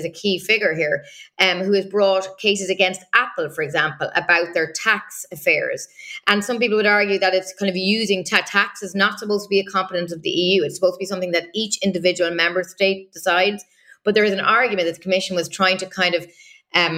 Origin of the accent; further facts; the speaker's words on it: Ireland; first language English; now in Brussels, Belgium; People may hear from my accent. I'm originally from Ireland, so I'm a, you know, native English speaker.